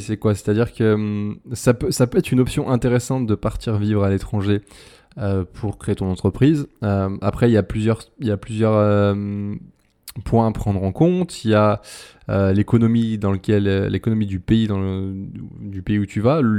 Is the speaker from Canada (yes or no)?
no; France; moved away as an adult; now in Brazil; en tant que français